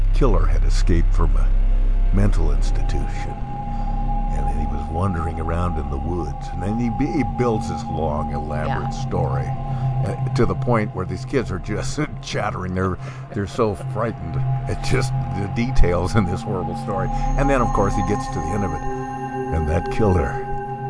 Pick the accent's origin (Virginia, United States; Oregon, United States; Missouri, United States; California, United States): Oregon, United States; Bend; when I was growing up, Bend was such a small town